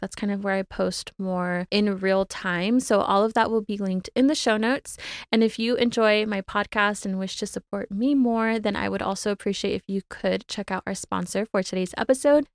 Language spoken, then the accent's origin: English; California, United States; now in Arizona, United States; back home to California, my home state, just for a day or so to visit my family in Southern California